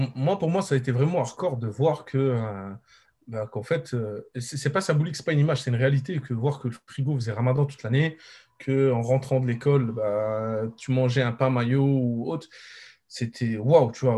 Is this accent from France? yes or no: no; Morocco; je suis marocain